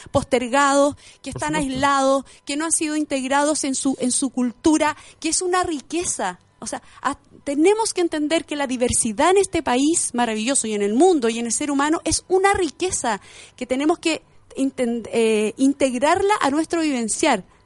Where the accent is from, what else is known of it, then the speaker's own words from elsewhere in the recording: Angol, Araucanía, Chile; yo sí nací en la Araucanía, soy angolina